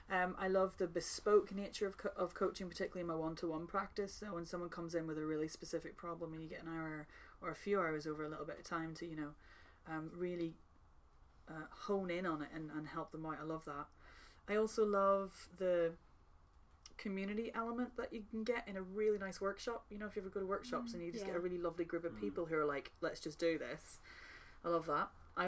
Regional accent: Ireland; and I'm very Irish at heart, because I'm Irish. So, like, we just love an old yarn

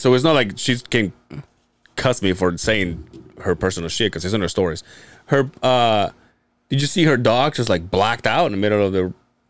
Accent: Yucatán Peninsula, Mexico; born or raised there; moved away

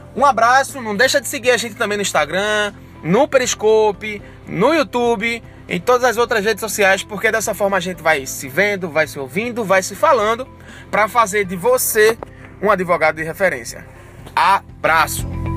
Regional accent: Barreiros, Pernambuco, Brazil; also born or lived in Recife; Barreiros porque é minha cidade natal, eu tenho minha família lá, meus pais moram lá

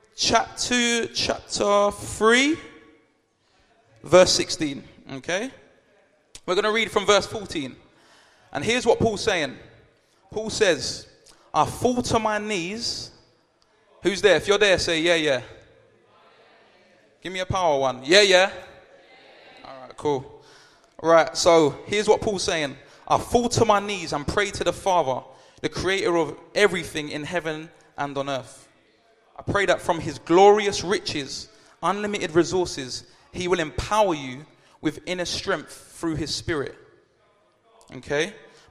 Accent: London, United Kingdom; I'm from South London

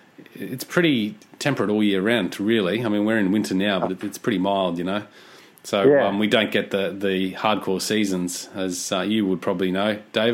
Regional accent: Cairns, Queensland, Australia; also born or lived in Japan; now in Sunshine Coast, Australia; I grew up in Cairns, Australia, and Cairns is it's either wet or dry, and very hot.

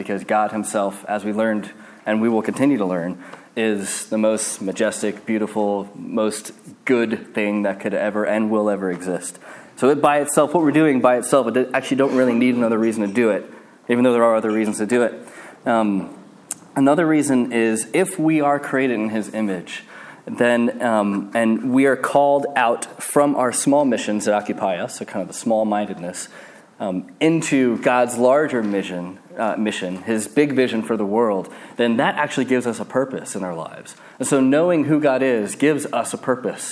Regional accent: United States; moved away; I'm American

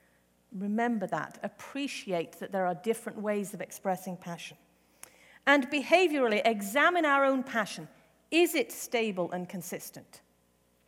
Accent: England, United Kingdom; moved away; I was raised in the Methodist Church in England. I attended an Anglican or Church of England school.

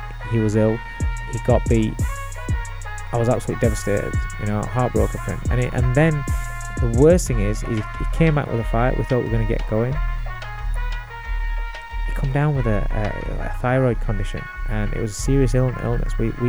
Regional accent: the north of England, United Kingdom; I'm from up north.

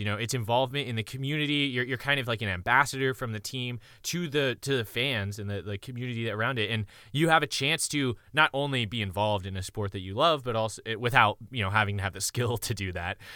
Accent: Columbia, South Carolina, United States; moved away; also born or lived in Oklahoma; I'm from Columbia, South Carolina.

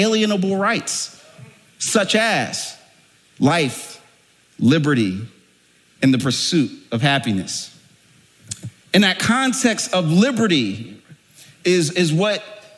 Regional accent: Philadelphia, Pennsylvania, United States; moved away; I was born and raised in Philadelphia, the cradle of liberty

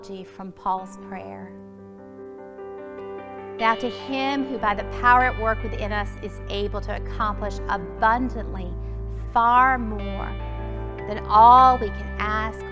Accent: Alabama, United States; now in Springfield, United States; growing up in Alabama

